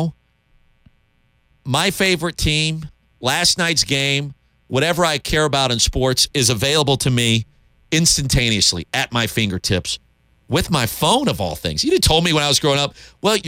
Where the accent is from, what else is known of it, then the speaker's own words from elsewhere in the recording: Columbia, South Carolina, United States; I grew up in Columbia